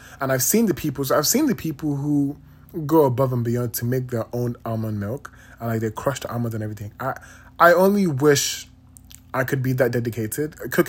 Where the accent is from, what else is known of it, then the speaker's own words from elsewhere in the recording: Nigeria; moved away; And I've realized ever since I moved from Nigeria, I don't have like actual cubes of sugar.